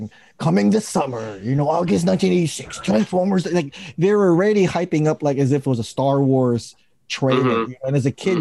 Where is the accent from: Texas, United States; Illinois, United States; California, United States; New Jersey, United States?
California, United States; Daly City; in my hometown in Daly City